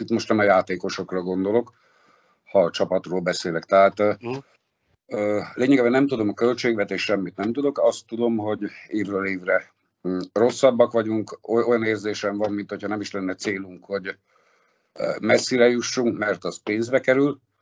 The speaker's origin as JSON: {"language": "Hungarian", "town": "Szombathely", "region": "Vas", "country": "Hungary", "also_born_or_lived": "Kaposvár", "moved": "as an adult", "lives_now": "Dunaújváros, Hungary", "said": "szombathelyi vagyok"}